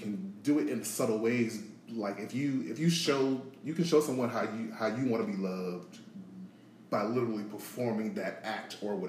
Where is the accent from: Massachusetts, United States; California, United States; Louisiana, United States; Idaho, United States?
Louisiana, United States; New Orleans; now in Atlanta, United States; But yeah, I'm originally from New Orleans. I've been in Atlanta for nearly 13 years now.